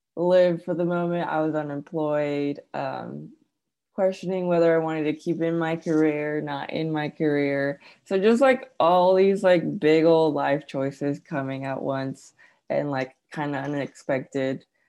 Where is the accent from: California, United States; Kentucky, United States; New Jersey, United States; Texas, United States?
California, United States; also born or lived in Arkansas; now in Chattanooga, United States; i was born and raised in california